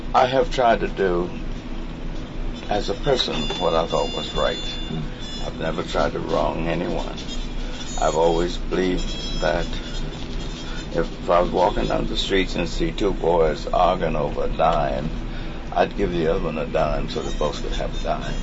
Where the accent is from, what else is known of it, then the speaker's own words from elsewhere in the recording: Mississippi, United States; I'm from Mississippi.